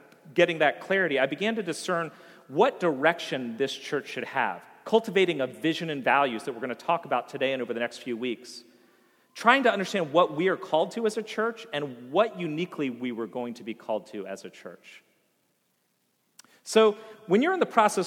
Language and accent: English; Vienna, United States; moved away as an adult; the town of Vienna that I had grown up